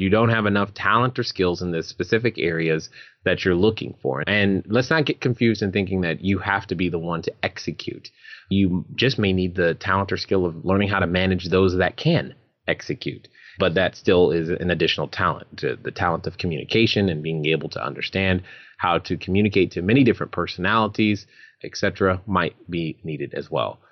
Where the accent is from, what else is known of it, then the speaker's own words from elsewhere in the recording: California, United States; moved away; my home state of California